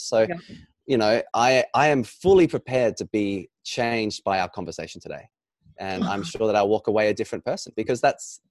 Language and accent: English; Australia; being an Australian and born in Australia